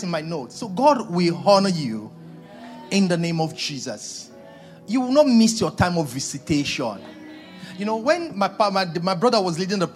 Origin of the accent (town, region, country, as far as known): Nigeria